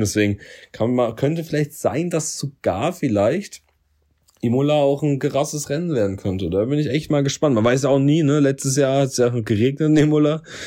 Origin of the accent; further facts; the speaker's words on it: Germany; Ich bin Deutscher